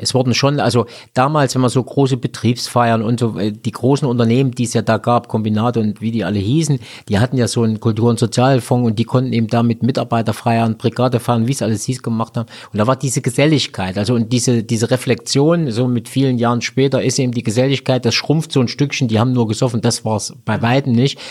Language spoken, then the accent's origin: German; Thuringia, Germany; bei uns in Thüringen